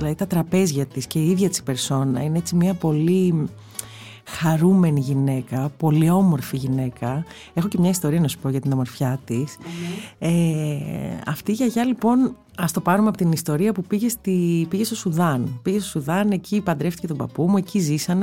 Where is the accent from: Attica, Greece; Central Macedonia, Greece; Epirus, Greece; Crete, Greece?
Attica, Greece; Athens; όλα τα παιδικά μου χρόνια ήταν στην Κυψέλη